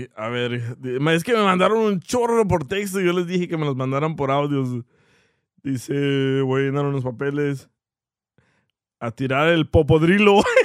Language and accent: Spanish; El Salvador; moved away; soy salvadoreño